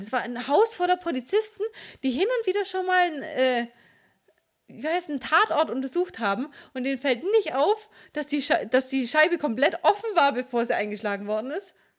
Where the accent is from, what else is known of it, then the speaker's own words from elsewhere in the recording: Swabia, Baden-Württemberg, Germany; Ich bin Schwabe